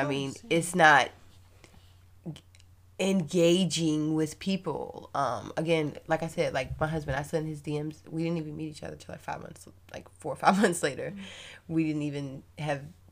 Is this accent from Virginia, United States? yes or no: yes; Fauquier County, Virginia, United States; I rep Fauquier County. I know, okay, it's where you know. I love it. It's my hometown